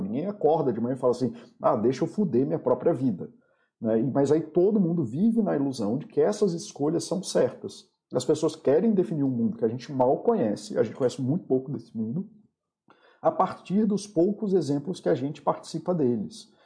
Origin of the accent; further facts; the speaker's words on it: Brazil; Eu sou brasileiro, apesar de, de eu também não gostar de definições por países, mas eu sou brasileiro para todos os efeitos legais